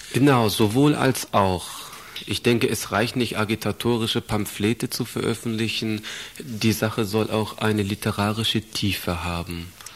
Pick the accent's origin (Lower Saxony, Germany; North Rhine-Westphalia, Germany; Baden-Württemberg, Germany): Lower Saxony, Germany; Stade; moved away as an adult; also born or lived in Southern Germany; now in Bamberg, Germany; Ich bin 64 in Süddeutschland geboren, bin aufgewachsen im Norden dieser Republik, in Stade bei Hamburg.